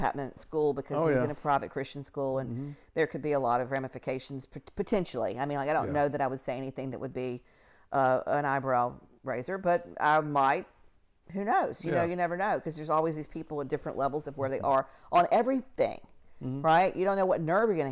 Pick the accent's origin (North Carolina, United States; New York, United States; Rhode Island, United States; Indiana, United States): North Carolina, United States; now in Missouri City, United States; growing up in North Carolina